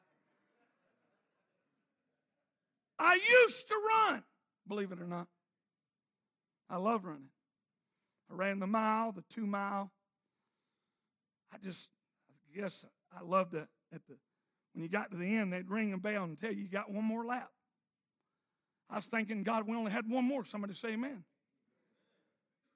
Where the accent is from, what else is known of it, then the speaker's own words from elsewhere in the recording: Arkansas, United States; I'm from Arkansas.